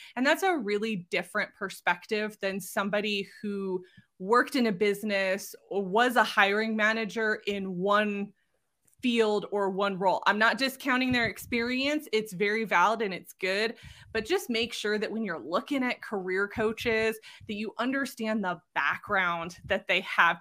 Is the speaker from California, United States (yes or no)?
yes; Southern California, United States; moved away as an adult; now in Utah, United States; I'm originally from Southern California and spent the majority of my life there.